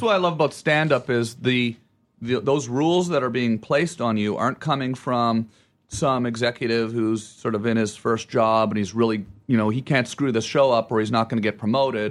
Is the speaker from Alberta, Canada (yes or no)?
no; Ottawa, Ontario, Canada; moved away; where I'm from and I say Ottawa